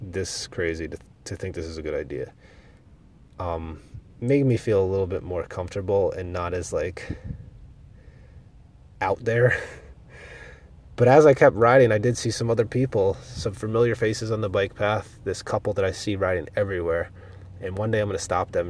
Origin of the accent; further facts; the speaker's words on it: Pennsylvania, United States; I'm from Pennsylvania where there's all mountains